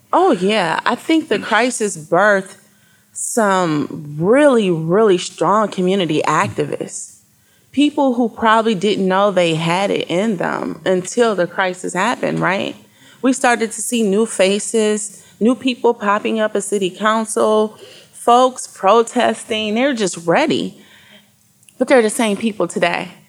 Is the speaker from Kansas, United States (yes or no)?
no; Flint, Michigan, United States; being a person from Flint, I'm 43, uh, born and raised in the Flint area